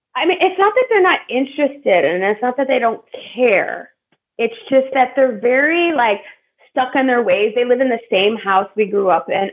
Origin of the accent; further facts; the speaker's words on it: Buffalo Grove, Illinois, United States; I grew up in Buffalo Grove, Illinois. So it's a suburb right right outside of Chicago